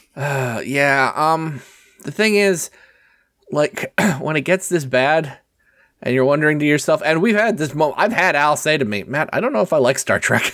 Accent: Canada; as a Canadian

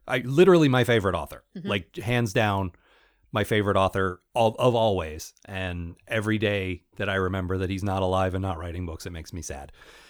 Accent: United Kingdom; I'm British and I understand this British thing that you American readers might not understand

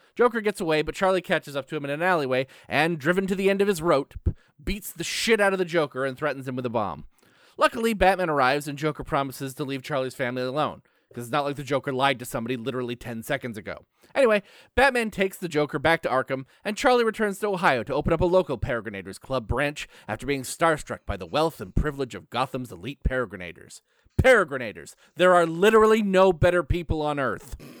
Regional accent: Canada; I'm Canadian

